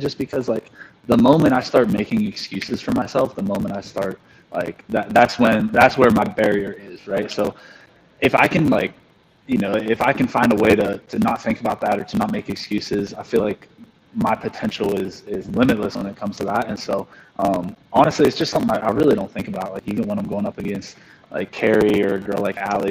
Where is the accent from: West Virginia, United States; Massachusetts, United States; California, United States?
West Virginia, United States; Morgantown; I'm from Morgantown, West Virginia. That's where WVU is at. So I grew up there, lived there my whole life